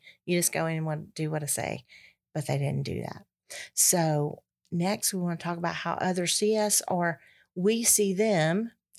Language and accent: English; Georgia, United States; And I'm from Georgia.